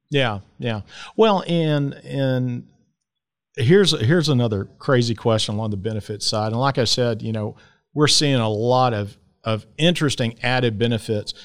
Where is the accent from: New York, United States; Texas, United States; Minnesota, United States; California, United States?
Texas, United States; Dallas; I grew up here in Dallas too